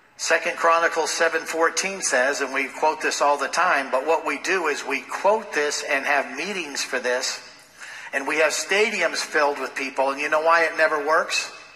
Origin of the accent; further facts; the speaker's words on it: Los Angeles, California, United States; growing up in Los Angeles, going to school with people who were in Hollywood